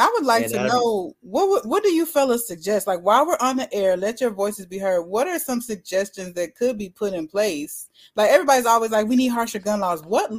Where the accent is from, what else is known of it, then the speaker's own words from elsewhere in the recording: Louisiana, United States; moved away; also born or lived in Shreveport; I'm from Louisiana